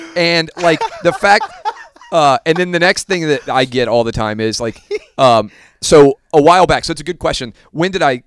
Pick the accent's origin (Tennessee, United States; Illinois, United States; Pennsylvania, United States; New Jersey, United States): Tennessee, United States; Nashville; my hometown of Nashville